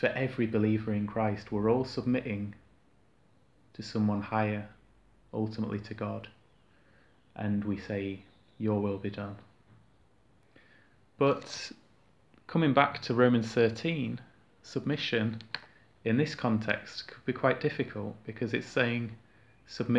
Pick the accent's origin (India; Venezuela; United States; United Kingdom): United Kingdom; us as British people culturally